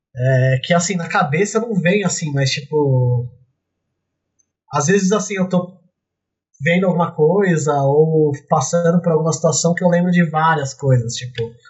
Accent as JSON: {"language": "Portuguese", "region": "São Paulo", "country": "Brazil", "moved": "as an adult", "lives_now": "Poland", "said": "Eu sou de São Paulo"}